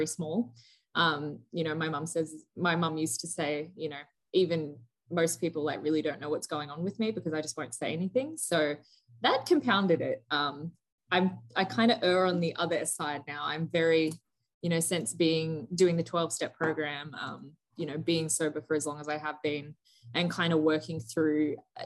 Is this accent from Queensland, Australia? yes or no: yes; Gold Coast, Queensland, Australia; moved away as an adult; also born or lived in Melbourne / Santa Monica; I'm from the Gold Coast. So like, this little town called Burleigh Head